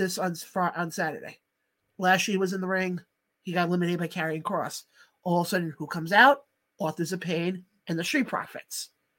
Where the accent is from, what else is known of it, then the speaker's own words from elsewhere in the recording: Long Island, New York, United States; Mike, we're both from Long Island.